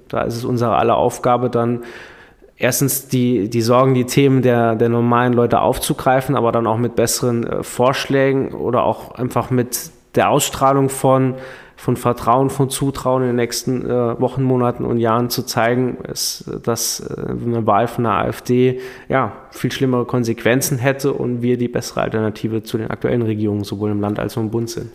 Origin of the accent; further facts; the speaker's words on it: Saarland, Germany; als Saarländer